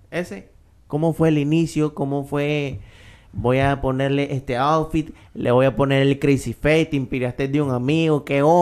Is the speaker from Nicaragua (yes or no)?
yes; Managua, Nicaragua; nosotros también somos unos majes de Monseñor Lescano